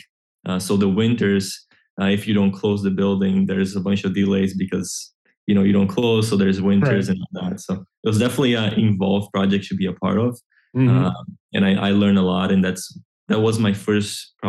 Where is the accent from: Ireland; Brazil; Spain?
Brazil; moved away as an adult; now in Orlando, United States; I grew up in Brazil